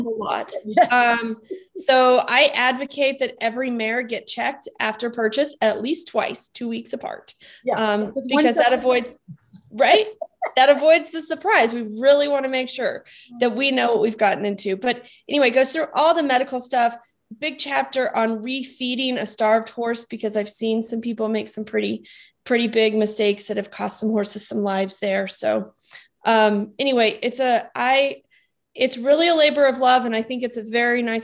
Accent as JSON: {"language": "English", "region": "New Mexico", "country": "United States", "tie": "born or raised there", "moved": "yes", "said": "I grew up in New Mexico"}